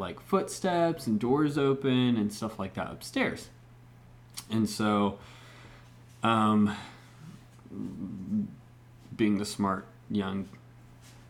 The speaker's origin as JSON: {"language": "English", "country": "Mexico", "tie": "born or raised there", "also_born_or_lived": "Bend, Oregon", "moved": "yes", "said": "raised in Mexico"}